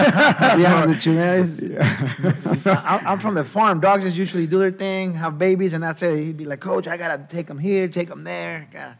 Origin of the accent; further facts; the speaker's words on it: San Francisco, California, United States; Yeah, I'm from San Francisco, baby.